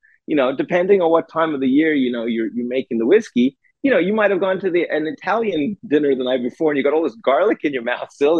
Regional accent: South Africa; moved away; growing up in South Africa

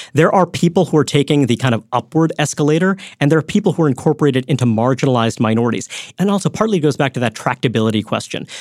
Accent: New York, United States; I grew up in Brooklyn, New York

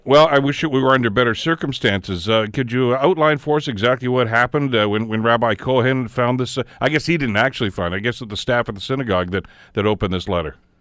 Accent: Canada; as a Canadian

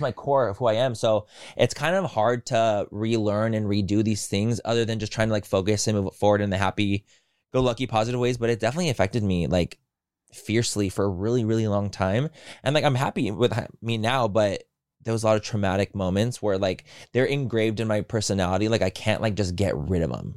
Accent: San Diego, California, United States; I grew up in San Diego.

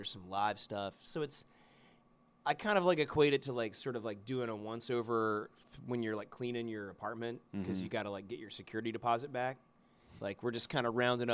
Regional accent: Mannington, West Virginia, United States; also born or lived in Morgantown, West Virginia; I was raised in Mannington, but I live in Morgantown

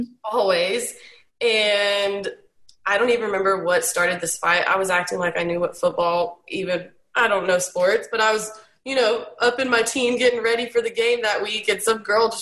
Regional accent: Ennis, Texas, United States; moved away as an adult; also born or lived in Corsicana, Texas; I am from really small town south of Dallas, Ennis, but I was born in Corsicana, and very small town life.

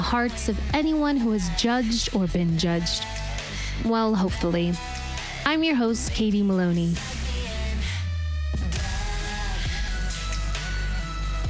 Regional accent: Utah, United States; moved away; I'm from Utah, but my mom lives in Vegas now

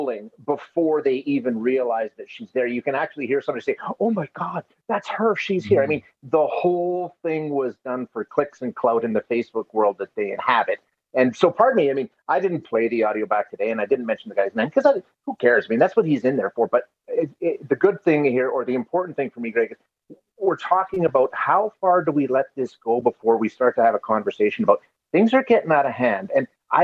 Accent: Alberta, Canada; I'm born and raised in Alberta

